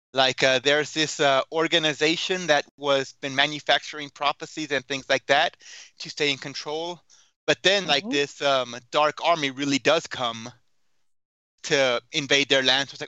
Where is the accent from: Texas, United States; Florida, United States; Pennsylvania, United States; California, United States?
Texas, United States; Houston; moved away as an adult; also born or lived in Dallas, Texas; now in Salt Lake City, United States; I grew up in Houston, and then I went to school in Dallas